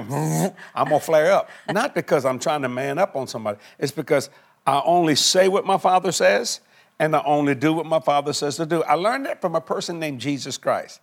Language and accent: English; South Louisiana, United States; I'm just a Cajun boy from South Louisiana